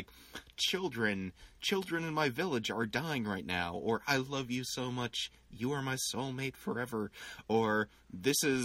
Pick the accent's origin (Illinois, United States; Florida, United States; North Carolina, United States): Illinois, United States; Glen Ellyn; growing up in Glen Ellyn